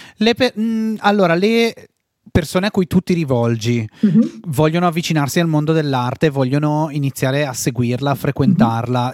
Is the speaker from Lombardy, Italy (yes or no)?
yes; Val Camonica, Lombardy, Italy; nel mio paese di provenienza, in Val Camonica